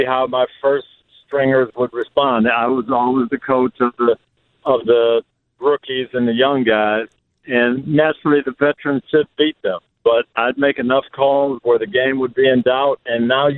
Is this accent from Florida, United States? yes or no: yes; Tampa, Florida, United States; here in my hometown of Tampa